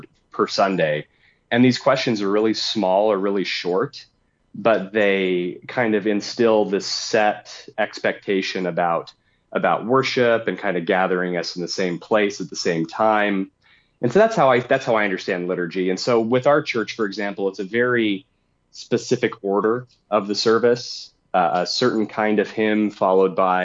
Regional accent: United States; as an American Christian

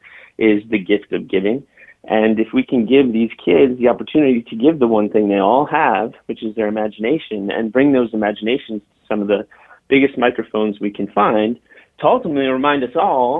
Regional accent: Chicago, Illinois, United States; moved away as an adult; also born or lived in Nashville; I'm from Chicago, and I went to Northwestern University and then moved down to Nashville after school

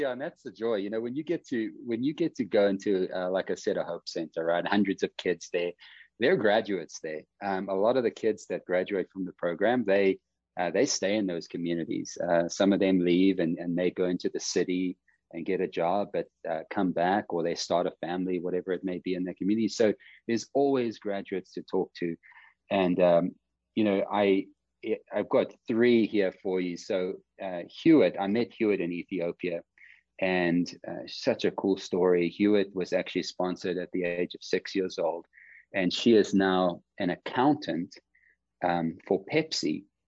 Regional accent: Zimbabwe; I was born in Zimbabwe. My parents were born in Zimbabwe.

